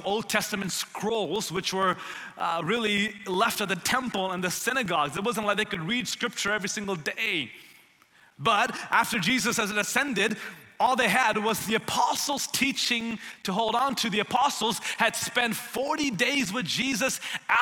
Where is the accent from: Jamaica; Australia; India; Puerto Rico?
India; also born or lived in Tennessee, United States / Houston, Texas, United States; now in Dallas, United States; I grew up in India